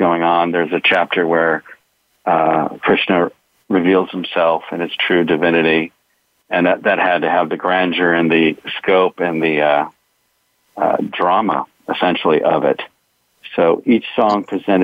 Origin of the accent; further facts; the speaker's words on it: Los Angeles, California, United States; I grew up in Hollywood and in the San Fernando Valley